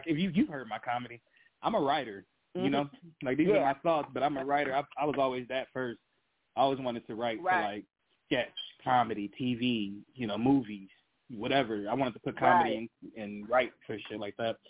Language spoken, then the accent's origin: English; Detroit, Michigan, United States; now in Grand Rapids, United States; I grew up in Detroit